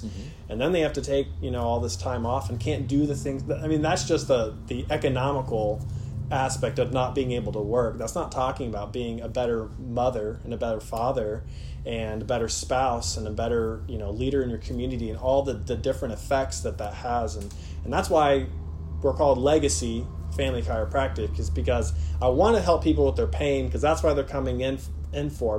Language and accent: English; Warsaw, Indiana, United States; also born or lived in West Virginia; I grew up here in Warsaw, went to Lakeland Christian Academy, went to school out in West Virginia, moved back here